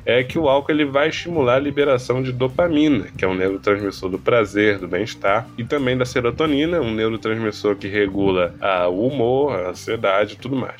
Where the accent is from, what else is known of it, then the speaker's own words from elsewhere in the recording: Rio de Janeiro, Brazil; Eu sou carioca